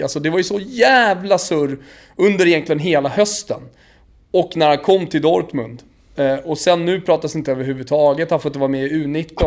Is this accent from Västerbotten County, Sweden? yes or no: no; Botkyrka, Stockholm County, Sweden; jag är själv uppvuxen på fotbollsplanerna i norra Botkyrka